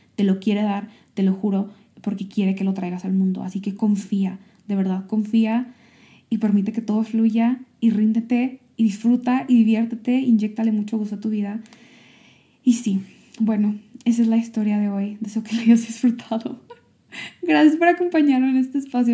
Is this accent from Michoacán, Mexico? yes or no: yes; Michoacán, Mexico; moved away; also born or lived in Silicon Valley; yo estoy aquí en mi pueblo, regresando a mi pueblo natal, en México, en Michoacán